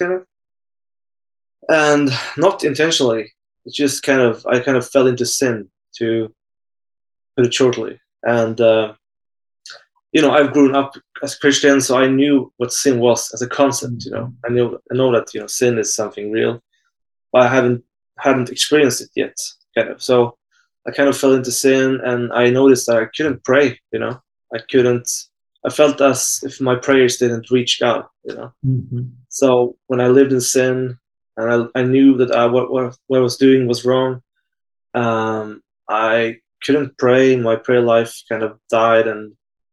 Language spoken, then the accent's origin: English; Sweden; I'm from Sweden